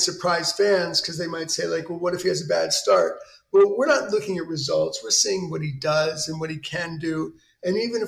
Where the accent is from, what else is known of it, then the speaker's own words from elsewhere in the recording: New York City, New York, United States; I grew up in New York City